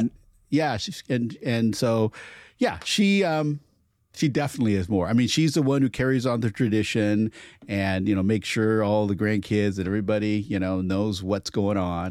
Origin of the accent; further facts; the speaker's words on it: Portland, United States; growing up in Portland, there wasn't a huge Chinese community